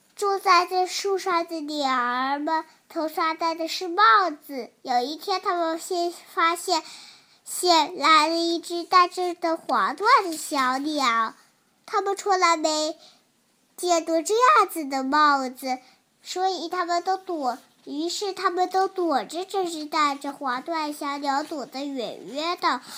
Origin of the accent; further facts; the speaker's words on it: Haining, Zhejiang, China; 今年我五岁了，我来自浙江海宁。